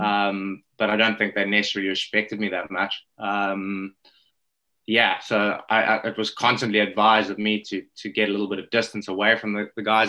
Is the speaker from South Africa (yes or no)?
yes; Johannesburg, Gauteng, South Africa; accent: South African; growing up in South Africa